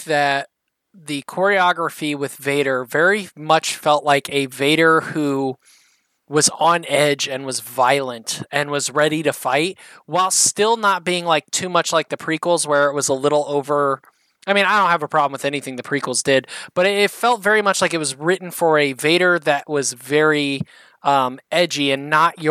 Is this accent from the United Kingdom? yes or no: no; Indiana, United States; I'm from Indiana.